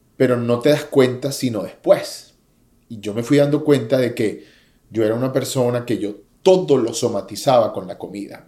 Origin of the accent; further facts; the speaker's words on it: Venezuela; moved away as an adult; now in United States; Me vine aquí a mis 21 años después de haber estado en la cima del éxito en mi país